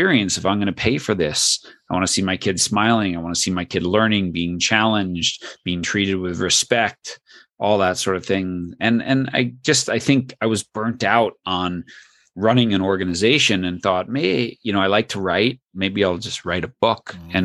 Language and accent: English; New York, United States; I grew up in New York